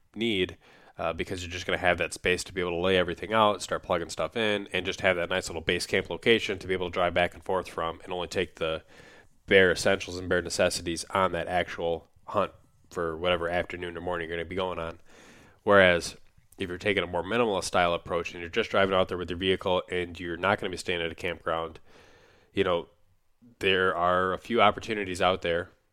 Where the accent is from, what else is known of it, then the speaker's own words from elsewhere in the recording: Minnesota, United States; my home state of Minnesota